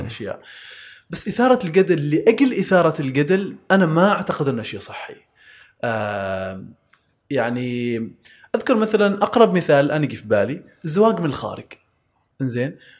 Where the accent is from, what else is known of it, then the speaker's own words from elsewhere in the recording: Oman; عندنا في عمان